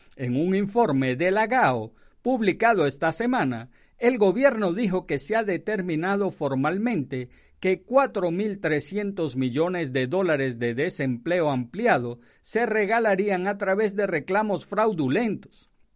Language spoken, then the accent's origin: Spanish; Venezuela; now in United States; donde nací, que es Venezuela